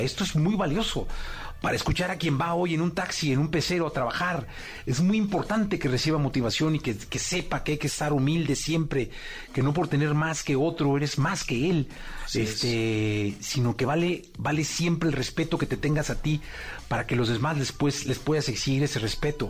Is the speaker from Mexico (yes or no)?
yes; Mexico; como mexicano